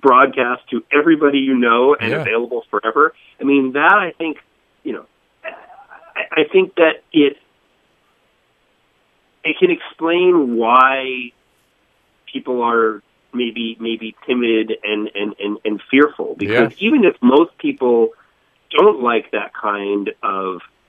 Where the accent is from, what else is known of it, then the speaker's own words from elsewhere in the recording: Boca Raton, Florida, United States; moved away as an adult; also born or lived in Northeast United States; I grew up in Florida, in Boca Raton, went to school in Fort Lauderdale